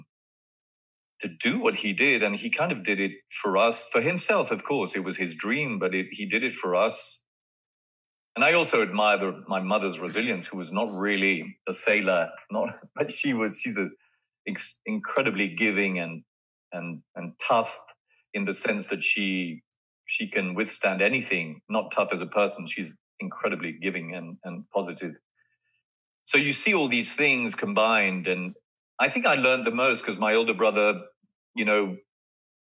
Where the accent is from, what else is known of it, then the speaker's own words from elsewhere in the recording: France; moved away; growing up in France